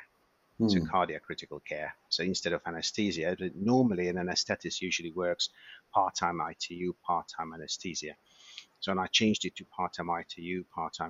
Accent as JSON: {"language": "English", "country": "Hungary", "tie": "born or raised there", "moved": "yes", "said": "I was born and raised in Hungary, and I trained as a doctor, obviously there."}